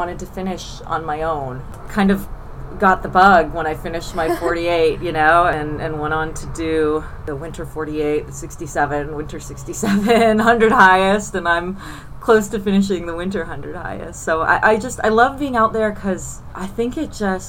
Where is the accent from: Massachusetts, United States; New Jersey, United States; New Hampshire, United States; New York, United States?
New Hampshire, United States; Monadnock region; I grew up in the Monadnock region